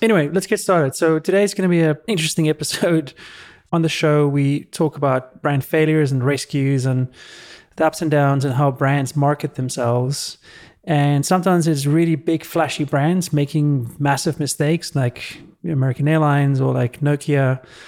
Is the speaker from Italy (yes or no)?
no; South Africa; moved away; when I grew up in South Africa